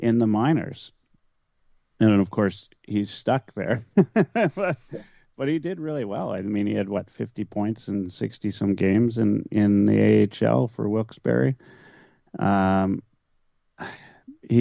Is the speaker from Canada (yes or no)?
yes; Canada; those of us that grew up here and dreamt of playing for our home city